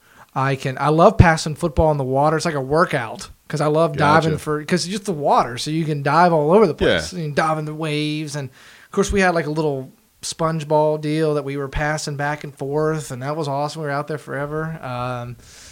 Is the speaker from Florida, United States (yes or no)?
no; West Virginia, United States; I grew up in West Virginia, so I had mountains.